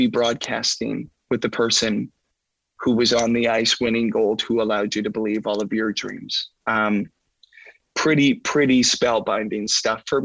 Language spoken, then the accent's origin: English; Saskatoon, Saskatchewan, Canada; I grew up in Saskatoon.